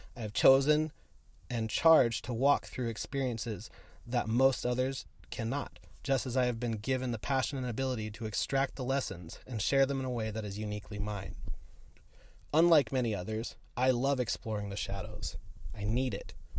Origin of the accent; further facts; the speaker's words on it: San Diego, California, United States; I grew up in San Diego